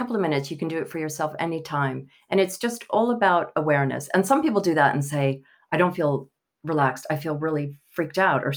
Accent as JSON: {"language": "English", "town": "Pascagoula", "region": "Mississippi", "country": "United States", "tie": "born or raised there", "also_born_or_lived": "Italy", "accent": "Southern", "moved": "as an adult", "lives_now": "London, United Kingdom", "said": "I was born in Pascagoula, Mississippi"}